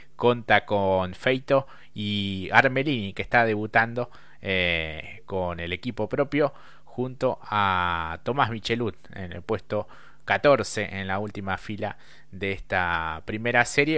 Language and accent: Spanish; Argentina; como, como argentino